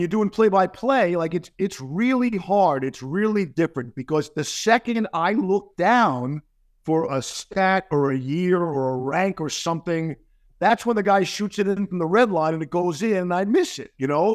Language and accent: English; New York, United States; a native New Yorker who grew up with Rangers, Islanders